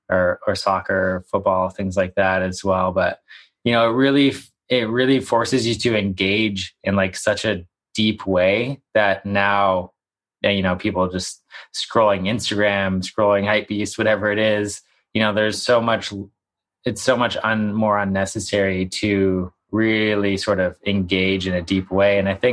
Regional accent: Canada; growing up in Canada

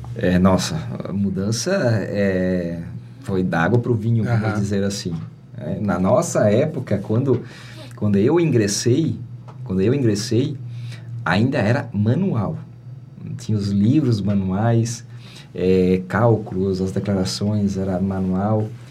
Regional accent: Presidente Getúlio, Santa Catarina, Brazil; me criei praticamente no Ribeirão Uru, uma localidade aqui próxima

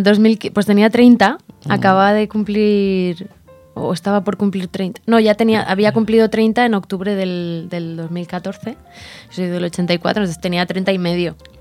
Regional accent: Logroño, La Rioja, Spain; Yo soy de Logroño

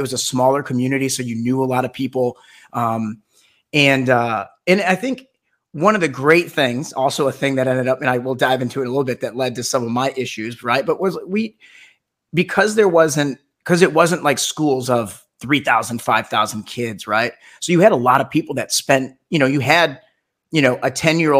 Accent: Melvindale, Michigan, United States; moved away as an adult; also born or lived in East Lansing, Michigan; now in Los Angeles, United States; we grew up in Melvindale and in, you know, Metro Detroit

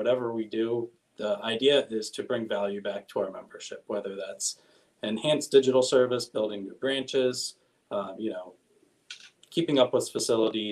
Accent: West Chester, Pennsylvania, United States; I'm originally from Westchester

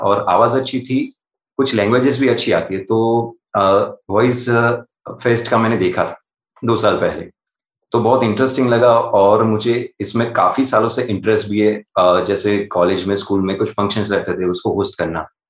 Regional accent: Ahmedabad, Gujarat, India; मैं अहमदाबाद गुजरात से बिलोंग करता हूँ

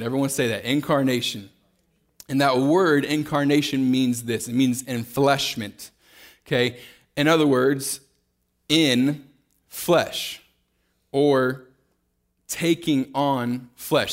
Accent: Kansas City, Missouri, United States; moved away as an adult; now in Fort Worth, United States; I grew up, uh, born and raised in Kansas City, Missouri

